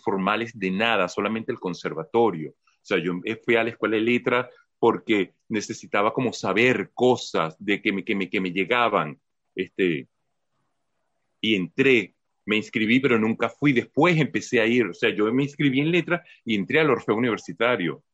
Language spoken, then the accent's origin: Spanish; Caracas, Capital District, Venezuela; moved away; yo vengo formado de Caracas